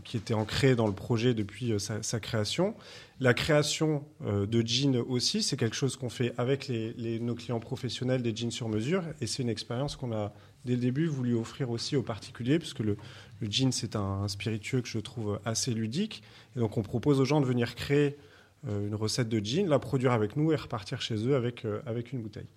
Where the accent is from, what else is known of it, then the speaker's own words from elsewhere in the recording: Martinique, France; moved away; also born or lived in Lot-et-Garonne / Condom, Gers; j'ai grandi en Martinique